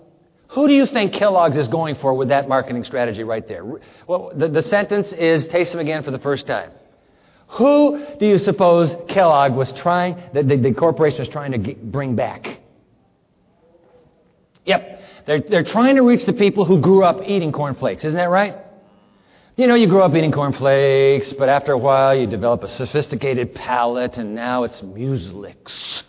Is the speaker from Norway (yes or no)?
no; Japan; When I grew up in Japan, my brother Greg and my sister Carrie, we were all missionaries' kids. You know, in Japan, we had two cereals.